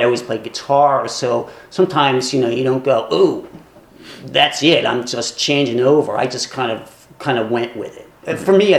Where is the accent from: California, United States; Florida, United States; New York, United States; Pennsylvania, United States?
Pennsylvania, United States; Philadelphia; growing up in West Philly was, there was a lot of influences. It's still an incredible place to grow up.